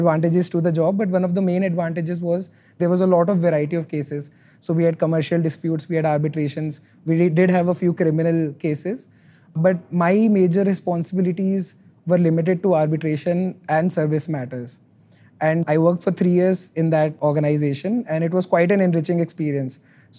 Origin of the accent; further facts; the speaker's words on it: Rajasthan, India; English is a second language; also born or lived in Delhi; I was born and brought up in Rajasthan, and I moved quite a lot during my life. And finally, in terms of my education, I came to Delhi to do law.